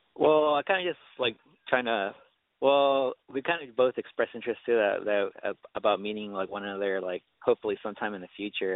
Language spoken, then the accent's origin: English; California, United States; I'm from California